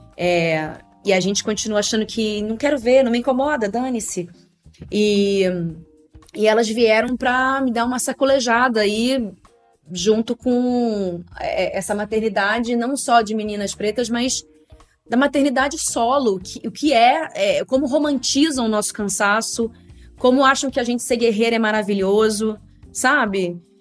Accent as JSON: {"language": "Portuguese", "region": "Rio de Janeiro", "country": "Brazil", "tie": "born or raised there", "moved": "as an adult", "lives_now": "São Paulo, Brazil", "said": "eu sou carioca, né? morei a vida inteira no Rio de Janeiro"}